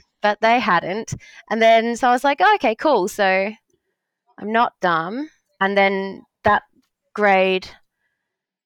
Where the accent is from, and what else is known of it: Australia